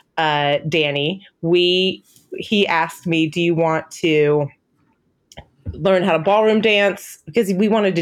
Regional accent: Cincinnati, Ohio, United States; moved away as an adult; also born or lived in Northern California / Dayton, Ohio / Denmark / New York; I was raised in Cincinnati, Ohio, Skyline Chili and Grater's Ice Cream.

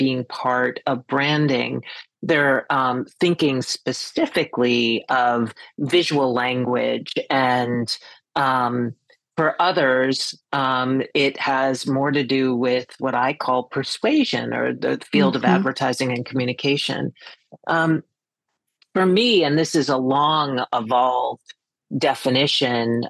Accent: Boston, Massachusetts, United States; moved away as an adult; also born or lived in New York; now in Greenport, United States; I was born in New York, grew up in the Boston area, and in 1996 got recruited by Ogilvy and Mather to come to New York

